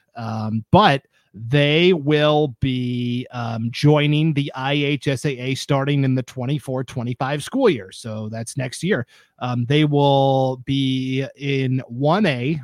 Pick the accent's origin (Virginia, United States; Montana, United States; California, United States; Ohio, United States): Montana, United States; now in Idaho, United States; I'm from Montana